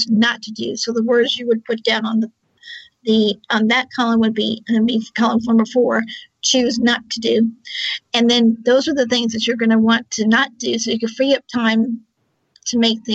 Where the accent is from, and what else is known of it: Charlottesville, Virginia, United States